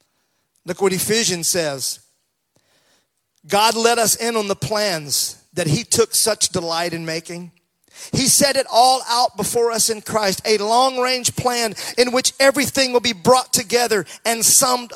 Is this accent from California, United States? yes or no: no; Mississippi, United States; growing up in Mississippi, those hot, hot summer days